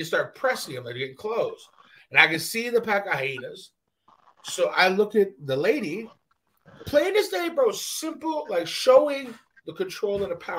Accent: Canada; I'm fucking Canadian.

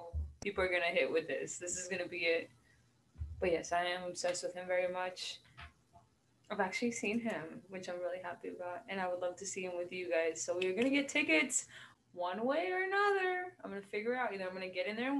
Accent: Norco, California, United States; I am from Southern California, aka Riverside County, from a small horse town called Narco. I've grown up here and I still live here

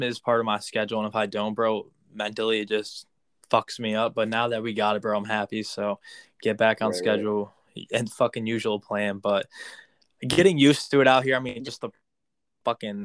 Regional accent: Connecticut, United States

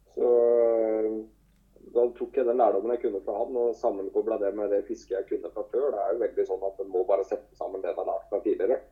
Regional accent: Telemark, Norway; Det er jo der jeg starta òg, i Telemark

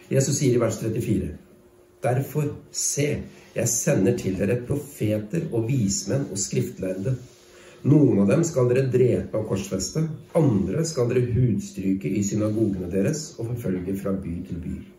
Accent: Norway; jeg som nordmann

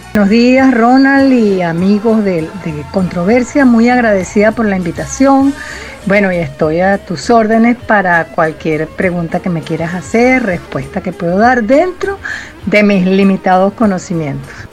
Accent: Venezuela; como venezolanas y venezolanas

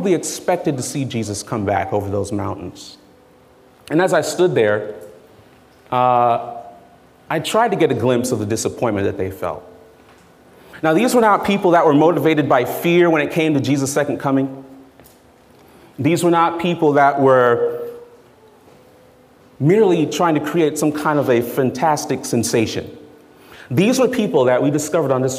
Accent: South Florida, United States; also born or lived in New York City, United States; I grew up in New York, and I left there when I was 7 years old. And then I pretty much grew up in South Florida.

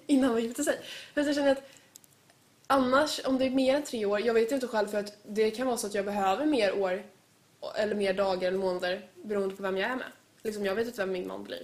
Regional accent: Sweden; jag är ju född i Sverige, jag har varit med liksom, alltså jag har varit i Sverige hela mitt liv

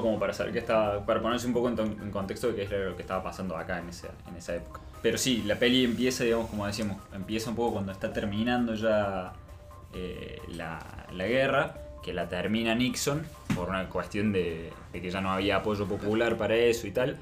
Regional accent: Argentina; como argentinos

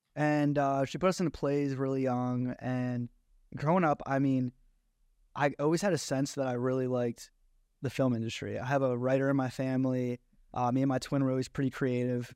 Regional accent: Egg Harbor Township, New Jersey, United States; moved away as an adult; also born or lived in Galloway, New Jersey / Atlantic City, New Jersey; I was raised in Egg Arbor Township

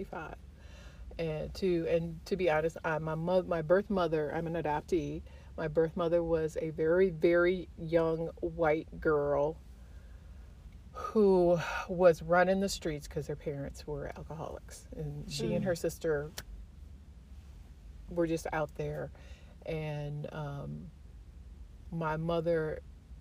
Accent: Highland Park, Michigan, United States; also born or lived in Detroit, Michigan; I was born in Highland Park.

